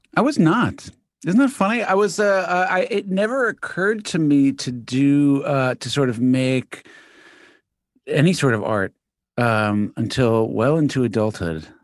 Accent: New York City, New York, United States; also born or lived in Manhattan; New York, originally born in Queens.

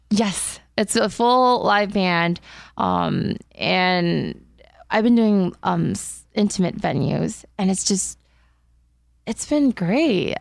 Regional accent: Diamond Bar, California, United States; moved away; also born or lived in South Korea; I grew up in Diamond Bar

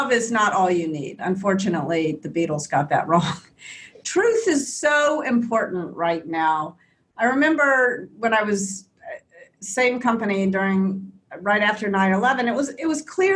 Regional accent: Memphis, Tennessee, United States; I grew up in Memphis in the South in the US

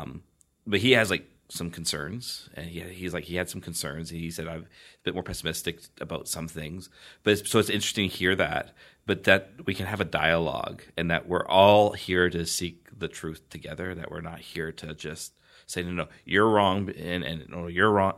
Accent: Canada; I hail from a foreign land, a foreign land called Canada

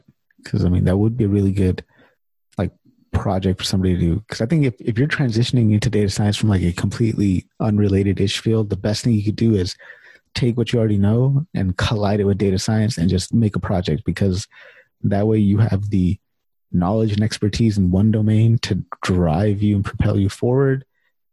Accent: Sacramento, California, United States; I was born and raised in Sacramento

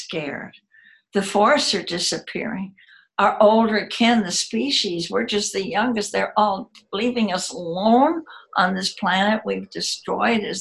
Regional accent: United States; I'm American and live in the United States

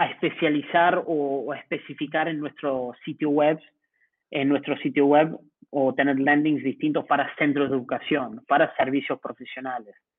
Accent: Uruguay; moved away as an adult; now in Mexico City, Mexico; como uruguayo

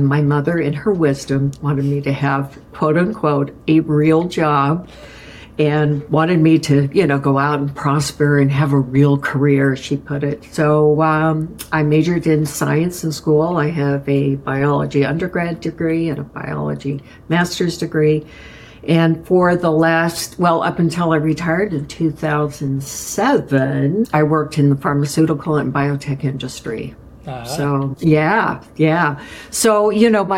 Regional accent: Las Vegas, Nevada, United States; moved away as an adult; now in New England, United States; I grew up in Las Vegas, did my undergrad in Las Vegas, and I've been in New England for, let's see, over 42, 43 years now

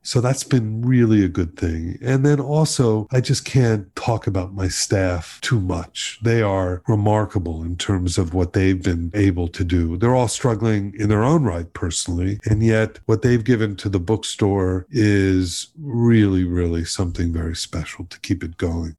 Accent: Miami, Florida, United States; I grew up in Miami

